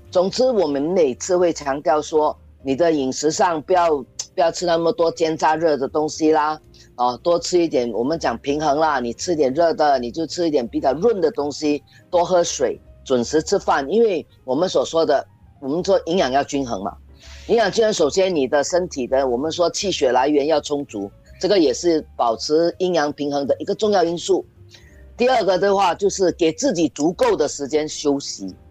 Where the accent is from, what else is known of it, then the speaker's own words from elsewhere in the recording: Singapore; 我觉得我们新加坡人很多人就缺了一个玩字